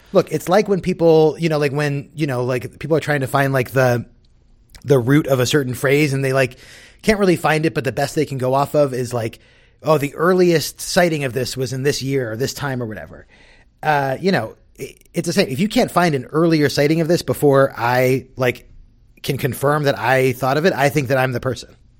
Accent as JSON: {"language": "English", "region": "Southern California", "country": "United States", "tie": "born or raised there", "said": "I grew up in Southern California."}